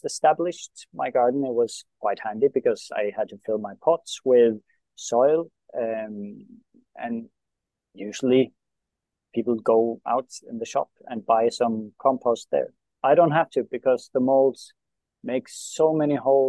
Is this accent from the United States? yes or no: no; Norway; first language Norwegian; English is a second language; my my own country and my own language